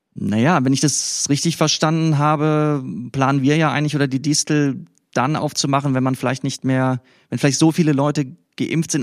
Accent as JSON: {"language": "German", "region": "West Germany", "country": "Germany", "said": "ich hier als Wessi"}